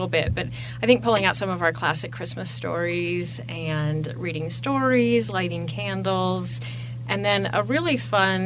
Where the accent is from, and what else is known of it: Grand Rapids, Michigan, United States; born or raised there; moved away as an adult; now in Casper, United States